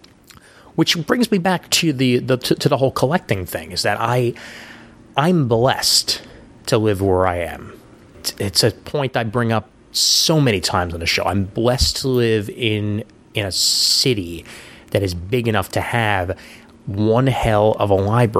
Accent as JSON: {"language": "English", "town": "New York City", "region": "New York", "country": "United States", "tie": "born or raised there", "also_born_or_lived": "Honesdale, Pennsylvania / Seattle, Washington", "said": "I've lived in Brooklyn all but like 4 months out of my life"}